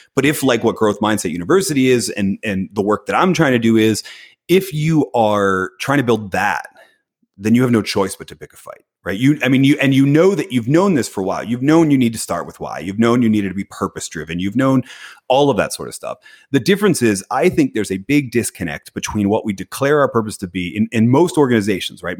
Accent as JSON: {"language": "English", "town": "Philadelphia", "region": "Pennsylvania", "country": "United States", "tie": "born or raised there", "said": "I was born in Philadelphia"}